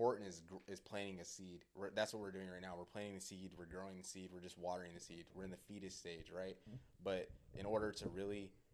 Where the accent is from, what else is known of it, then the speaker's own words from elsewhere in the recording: Austin, Texas, United States; also born or lived in Colorado; from Austin, Texas.